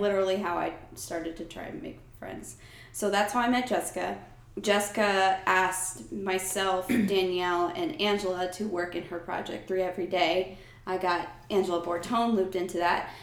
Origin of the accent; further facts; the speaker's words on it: United States; moved away as an adult; also born or lived in New Jersey; now in Atlanta, United States; I grew up in New York and New Jersey